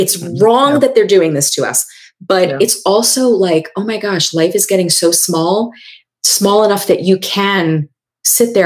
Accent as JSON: {"language": "English", "region": "New York", "country": "United States", "said": "I'm from New York"}